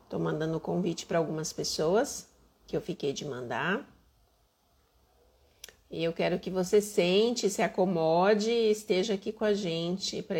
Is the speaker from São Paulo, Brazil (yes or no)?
yes; São Paulo, Brazil; now in Minas Gerais, Brazil; Eu sou paulistana, apesar de morar em Minas.